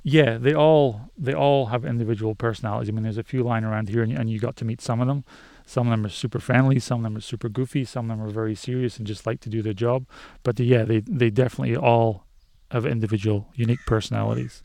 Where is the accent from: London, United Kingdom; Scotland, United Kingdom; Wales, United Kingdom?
Scotland, United Kingdom; Scottish Highlands; I grew up in Scotland, up in the Highlands, in the middle of nowhere.